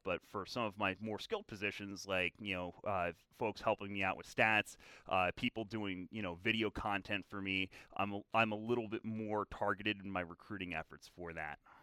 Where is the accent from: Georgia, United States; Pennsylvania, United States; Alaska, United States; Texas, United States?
Pennsylvania, United States; Philadelphia; I grew up in the Philadelphia area, uh, the western suburbs, uh, on the mainline